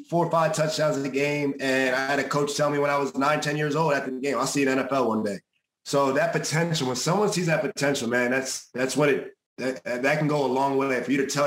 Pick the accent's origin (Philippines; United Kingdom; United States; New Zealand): United States; New Jersey; I'm from New Jersey originally. I knew what it was like growing up here.